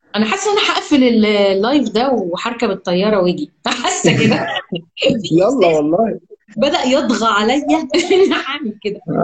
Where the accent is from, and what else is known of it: Egypt